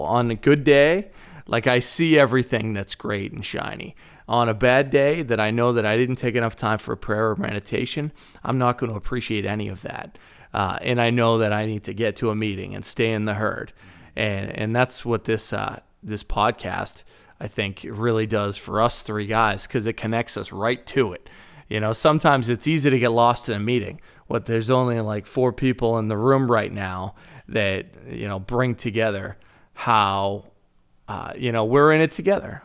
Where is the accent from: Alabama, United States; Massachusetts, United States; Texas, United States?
Massachusetts, United States; Boston; accent: thick Boston; moved away as an adult; also born or lived in Chicago / Iowa; grew up in Boston, Massachusetts, and I, growing up, I didn't think I had a really thick Boston accent.